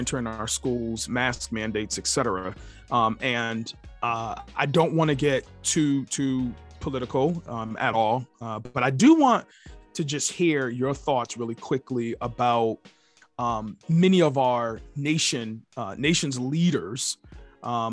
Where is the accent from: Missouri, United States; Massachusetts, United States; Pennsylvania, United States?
Massachusetts, United States; Amherst; My hometown